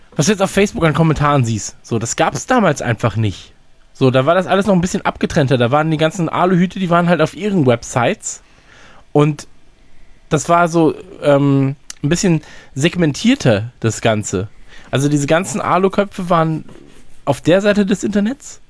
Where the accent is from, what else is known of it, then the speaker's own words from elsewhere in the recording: North Rhine-Westphalia, Germany; So sagt man bei uns in Nordrhein-Westfalen